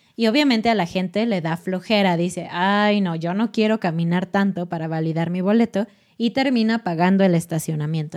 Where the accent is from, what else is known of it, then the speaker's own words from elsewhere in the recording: Mexico City, Mexico; en Ciudad de México, que es mi ciudad natal